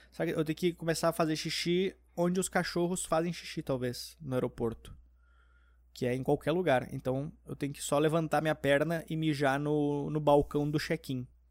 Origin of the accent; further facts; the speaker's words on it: Porto Alegre, Rio Grande do Sul, Brazil; now in São Paulo, Brazil; quando eu era pequeno, tinha em Porto Alegre no shopping